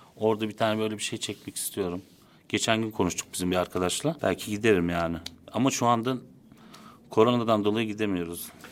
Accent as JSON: {"language": "Turkish", "region": "Istanbul", "country": "Turkey", "tie": "born or raised there", "also_born_or_lived": "Konya / Netherlands / Çatalca", "said": "Zeytinburnu'nda büyüdüm, liseye kadar."}